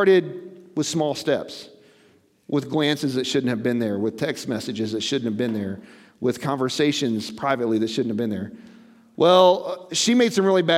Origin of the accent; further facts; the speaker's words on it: Missouri, United States; I'm from Missouri. They call it the show me state because we're stubborn people as a whole.